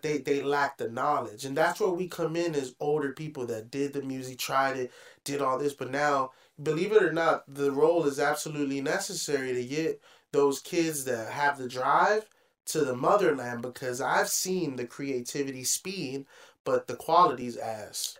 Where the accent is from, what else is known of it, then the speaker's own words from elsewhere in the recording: Hyattsville, Maryland, United States; we grew up in Hodgesville